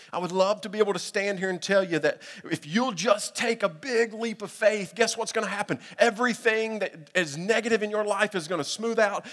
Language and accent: English; Middle Tennessee, United States; growing up in Middle Tennessee